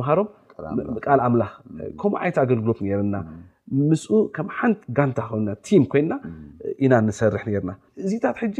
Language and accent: Tigrinya; Asmara, Maekel, Eritrea; moved away; ኣስመራ ተወሊደ ዓብየ